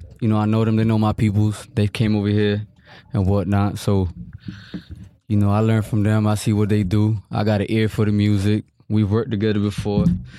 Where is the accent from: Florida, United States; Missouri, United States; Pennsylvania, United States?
Florida, United States; Miami; also born or lived in Broward County; Born and raised in Miami.